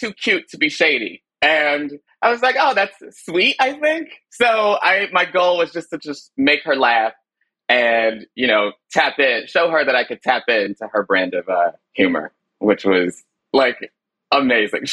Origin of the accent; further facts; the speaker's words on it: Chicago, Illinois, United States; moved away; I was born in Chicago